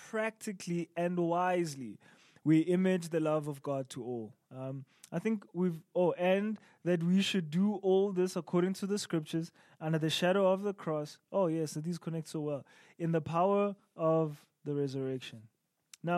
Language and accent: English; South Africa; as a South African Zulu, as a Zulu English speaking South African